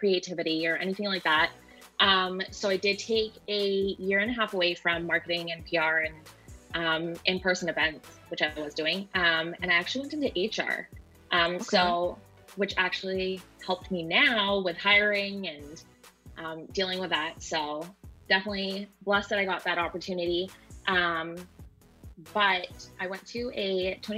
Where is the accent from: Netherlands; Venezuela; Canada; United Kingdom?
Canada; Vancouver, British Columbia; moved away as an adult; now in Seattle, United States; I'm originally from Vancouver